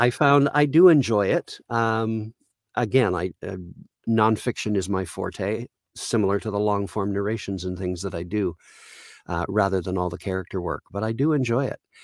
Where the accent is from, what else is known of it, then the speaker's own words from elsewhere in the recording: Caledonia, Ontario, Canada; I grew up in a very small town of about twelve hundred people called Caledonia, Ontario in Canada